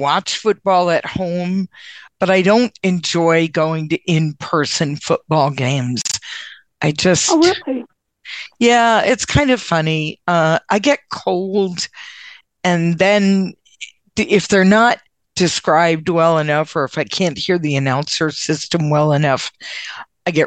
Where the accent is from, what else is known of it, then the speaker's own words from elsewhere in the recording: Connecticut, United States; now in Massachusetts, United States; Connecticut originally, and now I live in Massachusetts